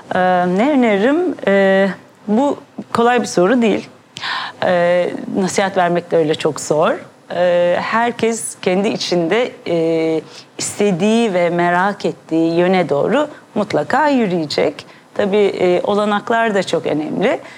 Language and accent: Turkish; Ankara, Turkey; now in Istanbul, Turkey; ben Ankara doğumluyum. İstanbul'a sonra belirli bir yaşımdan sonra taşındım